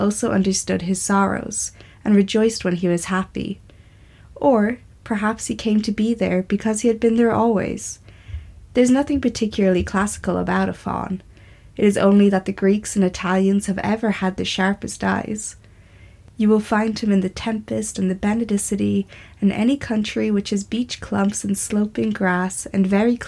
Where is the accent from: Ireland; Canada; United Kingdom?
Ireland; I'm an Irish writer and artist.